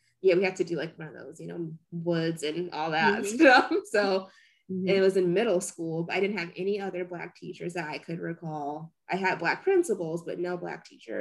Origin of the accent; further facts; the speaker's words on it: Merrillville, Indiana, United States; I grew up in Maryville, Indiana.